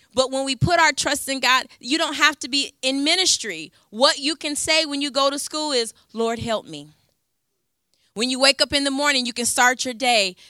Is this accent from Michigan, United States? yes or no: yes; Ypsilanti, Michigan, United States; I'm from Ypsilanti, so Detroit is about forty-five minutes northeast where I'm from